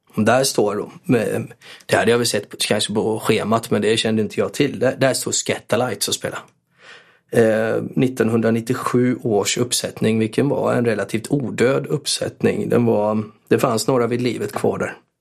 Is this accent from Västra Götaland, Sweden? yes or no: yes; Borås, Västra Götaland, Sweden; Jag var till viss del uppväxt på Norrby och till viss del eh, avskärmad från Norrby för eh, morsan bodde på Sjöbo